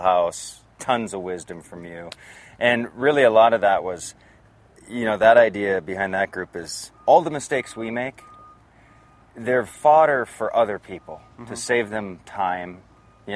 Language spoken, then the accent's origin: English; North Dakota, United States; I grew up in North Dakota, and I grew up in a mobile home